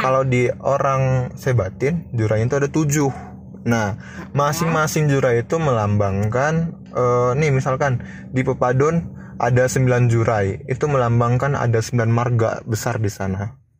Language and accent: Indonesian; Lampung, Indonesia; gue mahasiswa Lampung dan gue asli Putra Lampung